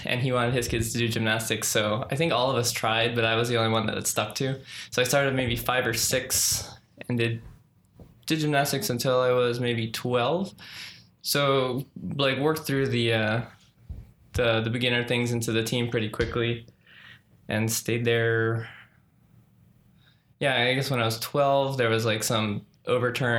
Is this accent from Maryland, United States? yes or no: yes; Maryland, United States; also born or lived in Washington, D.C.; born in Washington, D.C. Grew up in Maryland.